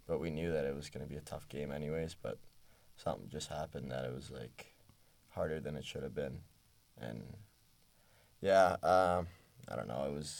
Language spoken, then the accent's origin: English; New York City, New York, United States; moved away as an adult; now in State College, United States; I'm a city kid. I love the city.